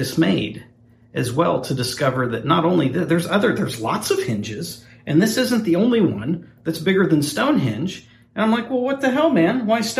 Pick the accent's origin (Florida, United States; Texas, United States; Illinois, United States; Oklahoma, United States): Oklahoma, United States; Ponca City; I grew up in Ponca City, which is northern Oklahoma.